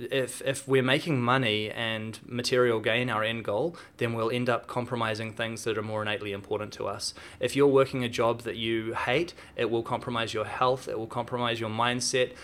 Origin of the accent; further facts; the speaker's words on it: Auckland, New Zealand; I grew up here in Auckland.